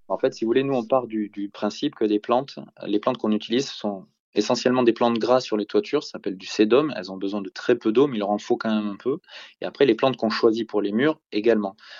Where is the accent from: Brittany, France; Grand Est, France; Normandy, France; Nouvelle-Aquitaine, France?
Nouvelle-Aquitaine, France; Bordeaux